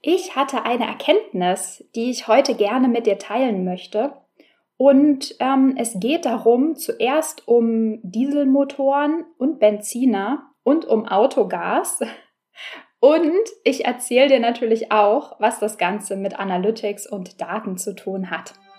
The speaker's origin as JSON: {"language": "German", "region": "Berlin", "country": "Germany", "said": "ich bin Berlinerin und äh, wie die meisten Berliner habe ich kein Auto"}